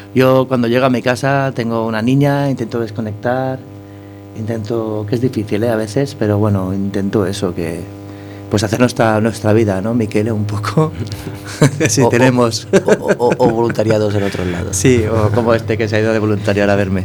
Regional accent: Catalonia, Spain; yo soy catalán

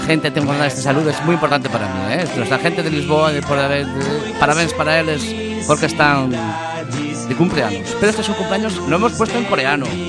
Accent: Galicia, Spain; tendremos los gallegos con el mar

